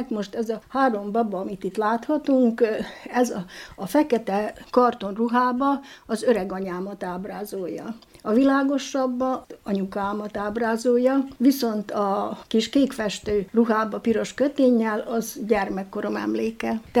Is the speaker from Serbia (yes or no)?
yes; Csóka, Vojvodina, Serbia; now in Bačka Topola, Serbia; Terjáról Csókára költöztünk, és ide Bácskába jöttem férjhez, itt élek két gyermekemmel Topolyán